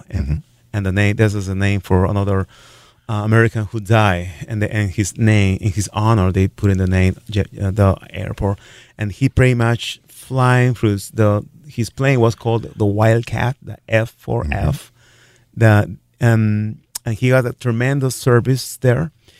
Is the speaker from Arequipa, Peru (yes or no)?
no; Lima, Peru; moved away as an adult; also born or lived in Worthington, Minnesota; now in Sioux Falls, United States; I am from Lima, Peru.